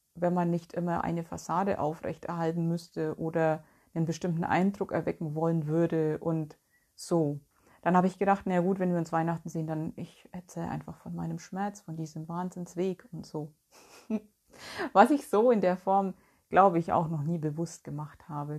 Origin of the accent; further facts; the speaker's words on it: Bavaria, Germany; moved away as an adult; now in North Rhine-Westphalia, Germany; Ich bin ja 2010, für alle die, die es nicht wissen, von Bayern weggezogen aus meiner Heimat und bin hier nach Nordrhein-Westfalen gezogen.